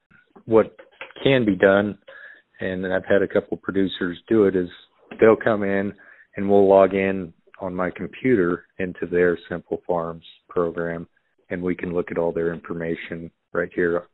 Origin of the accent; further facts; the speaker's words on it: Cheyenne Wells, Colorado, United States; also born or lived in Burlington, Colorado; I grew up right here in Cheyenne Wells, Colorado. My family has a fourth generation farm that my father still operates.